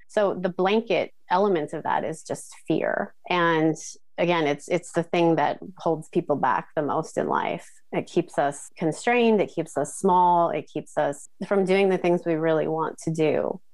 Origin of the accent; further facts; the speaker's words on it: Midwest, United States; moved away as an adult; also born or lived in New York; now in Tokyo, Japan; I grew up in the United States in the Midwest in a small town.